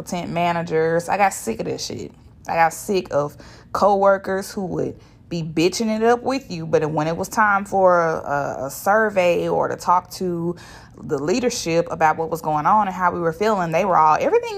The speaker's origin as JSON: {"language": "English", "town": "Shreveport", "region": "Louisiana", "country": "United States", "said": "I am from Shreveport, Louisiana, and I don't talk like that. I ain't never talked like"}